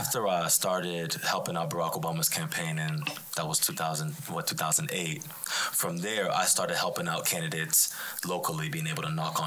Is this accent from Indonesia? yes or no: no; Houston, Texas, United States; also born or lived in Abilene, Texas; born and raised in Houston. So actually not too far away from here. So I'm a Southwest Houston guy. I was born in Sharpstown, then lived in A-Leaf, West Chase. So this is my hood.